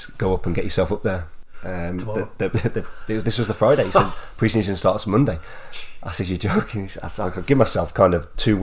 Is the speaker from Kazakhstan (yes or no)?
no; England, United Kingdom; moved away as an adult; also born or lived in Macclesfield / Shrewsbury; being English myself